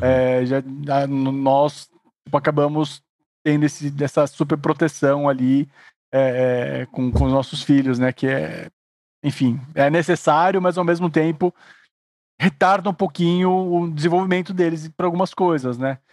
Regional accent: Suzano, São Paulo, Brazil; now in São Paulo, Brazil; eu não fui criado aqui em São Paulo, sou de Suzano

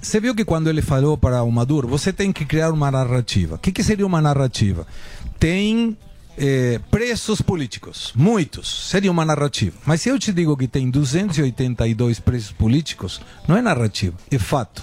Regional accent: Argentina; now in Brazil; eu sou argentino

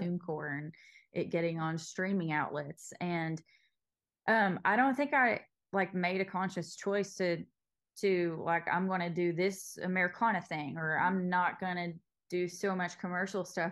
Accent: Knott County, Eastern Kentucky, United States; I grew up in Knott County

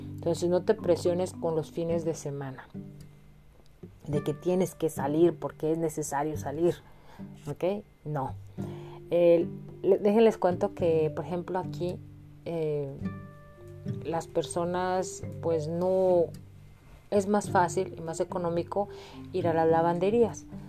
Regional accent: Mexico; moved away as an adult; now in Illinois, United States; yo que vivo aquí en Estados Unidos y que vengo de México

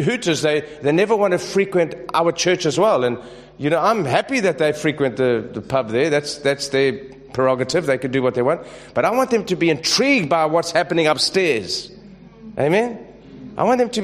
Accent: South Africa; I'm from South Africa

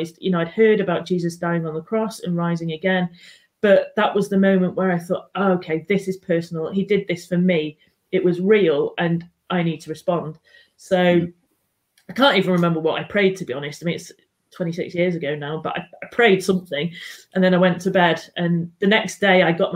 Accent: Manchester, North West England, United Kingdom; now in Newcastle, United Kingdom; I was born and brought up in Manchester, and I'm now based in Newcastle.

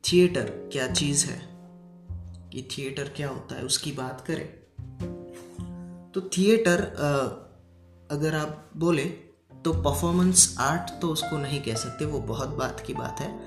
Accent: Gujarat, India; आ, मैं गुजरात से हूँ और काम में अभी बताऊँ तो मैं एक स्टूडेंट हूँ

